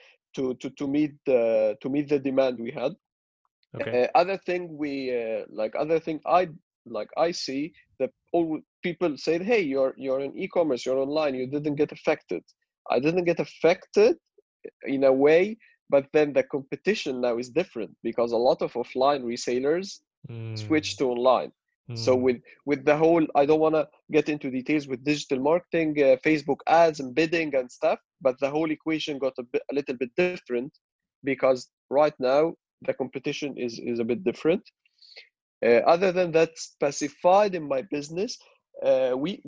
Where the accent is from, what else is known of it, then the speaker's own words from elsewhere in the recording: Cairo, Cairo Governorate, Egypt; I'm Egyptian, born and raised in Cairo.